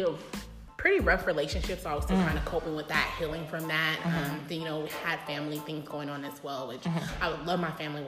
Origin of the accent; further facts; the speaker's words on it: Pasadena, California, United States; moved away as an adult; now in Las Vegas, United States; born and raised in Pasadena, born at Huntington Hospital